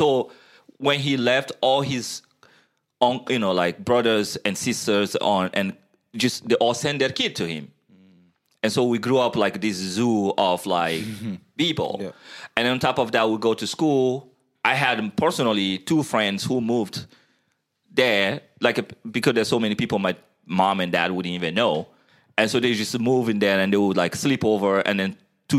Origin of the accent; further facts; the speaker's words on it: Guinea; moved away as an adult; I was born in Guinea, West Africa. Half of my life was spent there.